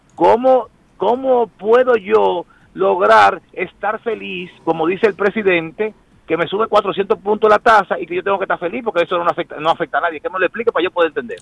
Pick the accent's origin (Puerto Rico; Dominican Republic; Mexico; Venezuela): Dominican Republic; como dominicano